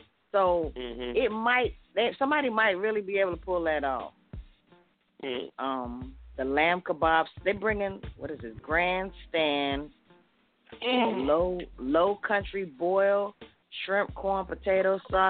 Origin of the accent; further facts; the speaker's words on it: Jamaica; I have milked a cow before. Come on, I'm Jamaican.